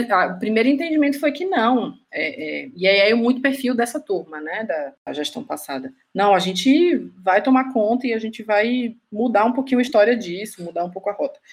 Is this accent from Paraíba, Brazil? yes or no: no; Juazeiro, Bahia, Brazil; also born or lived in Salvador; como eu sou de Juazeiro, Juazeiro é uma cidade que é, que é divisa, né, de estado com Pernambuco, eu cresci